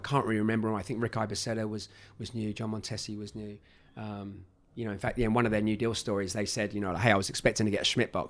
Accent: England, United Kingdom; now in United States; You know, I'm from America now. I'm English, very proud of it.

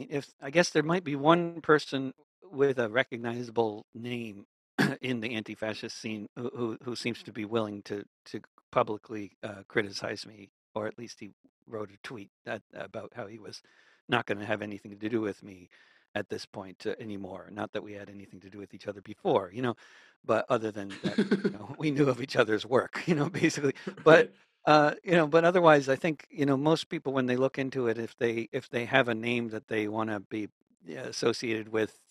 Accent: New York, United States; I grew up among Jews in New York

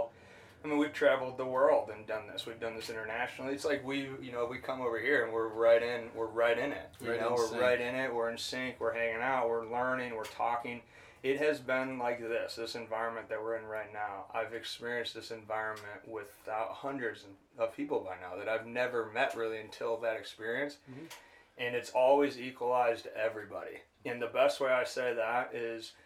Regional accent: Farmington, Michigan, United States; moved away; I grew up in Farmington, Michigan, outside Detroit

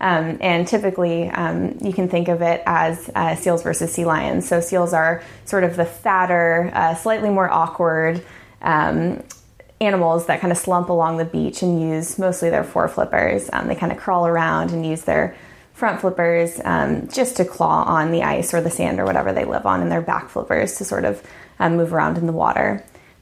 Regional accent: San Diego, California, United States; moved away; also born or lived in Alaska; I grew up in San Diego, California.

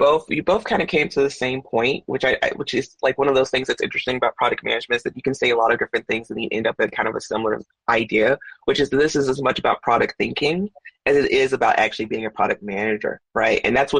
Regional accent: Memphis, Tennessee, United States; Oh, I'm from Memphis, Tennessee.

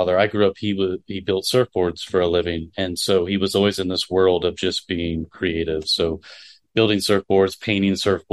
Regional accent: Florida, United States; moved away; I grew up in Florida

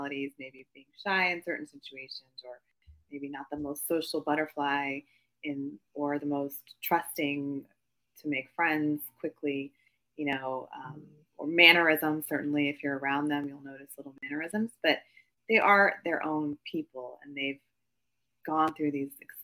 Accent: Midwest, United States; I grew up in the Midwest. I am Asian American

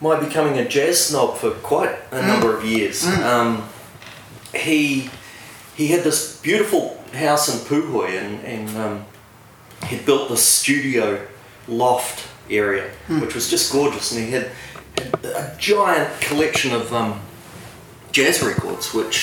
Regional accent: Warkworth, Auckland, New Zealand; I grew up in a town called Warkworth, which is about 40 minutes north of Auckland.

